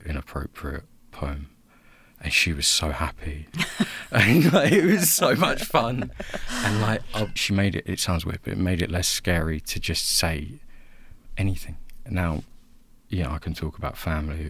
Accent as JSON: {"language": "English", "town": "Basildon", "region": "East of England", "country": "United Kingdom", "said": "We're both from Basildon"}